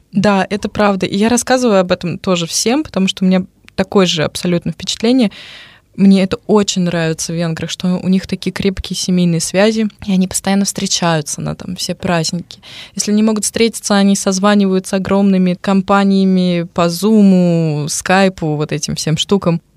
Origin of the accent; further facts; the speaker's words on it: Moscow, Russia; moved away as an adult; now in Nyíregyháza, Hungary; я из Москвы